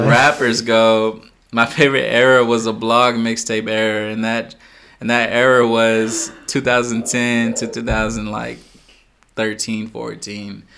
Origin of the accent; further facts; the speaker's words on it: Texas, United States; I'm a Texan